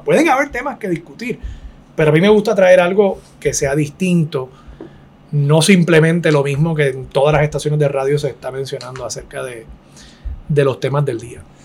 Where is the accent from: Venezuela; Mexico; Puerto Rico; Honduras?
Puerto Rico; una sociedad como la puertorriqueña